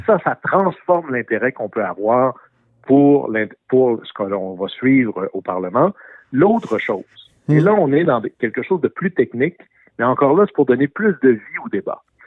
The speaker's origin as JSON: {"language": "French", "region": "Quebec", "country": "Canada", "said": "chez moi au Sénégal-Saint-Jean, on fait de l'aluminium"}